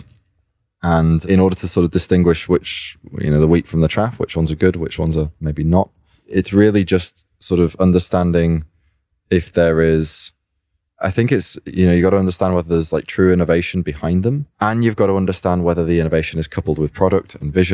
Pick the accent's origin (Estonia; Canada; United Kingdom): United Kingdom; I'm a British-born computer programmer